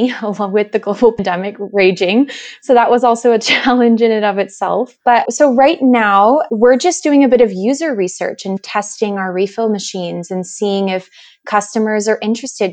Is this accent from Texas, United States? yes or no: no; California, United States; moved away; I'm originally from California